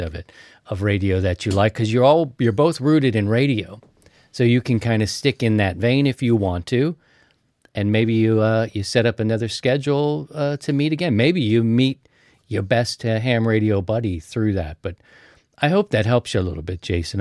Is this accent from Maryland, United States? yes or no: yes; Baltimore, Maryland, United States; I'm from Baltimore.